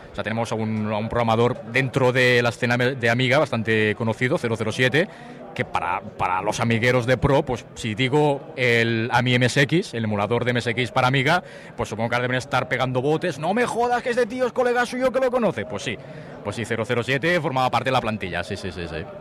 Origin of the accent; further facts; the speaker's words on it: Tarragona, Catalonia, Spain; soy de Tarragona